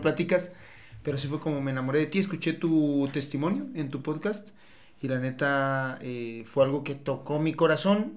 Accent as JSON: {"language": "Spanish", "town": "Tepatitlán de Morelos", "region": "Jalisco", "country": "Mexico", "moved": "as an adult", "lives_now": "Guadalajara, Mexico", "said": "Después me vine aquí a Guadalajara, soy de Tepa, soy de Tepa, me vine a Guadalajara hace 10 años"}